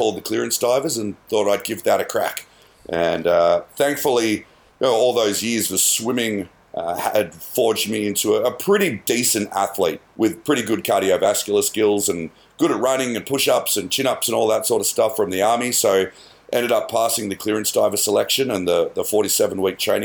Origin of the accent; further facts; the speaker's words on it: Canberra, Australian Capital Territory, Australia; also born or lived in Melbourne, Australia; we moved away from Melbourne to Mornington Peninsula to live in Canberra. And not a lot going on in Canberra in the late 80s, early 90s